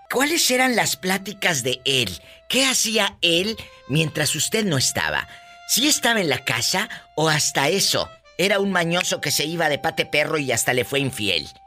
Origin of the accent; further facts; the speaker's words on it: Tamaulipas, Mexico; yo soy de Tamaulipas